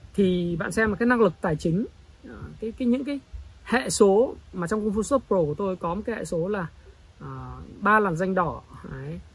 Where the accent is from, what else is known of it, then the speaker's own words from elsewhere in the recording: Northern Vietnam, Vietnam; accent: Northern (giọng Bắc); tôi nói giọng Bắc